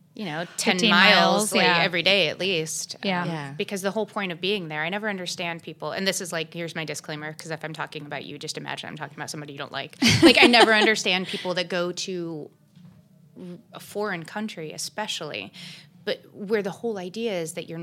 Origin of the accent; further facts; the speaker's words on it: United States; I'm so American